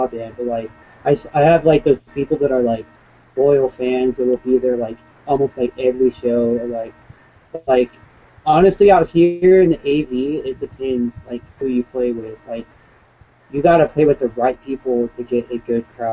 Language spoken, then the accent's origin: English; West Coast, United States; I try to play as much shows as I can out here in my hometown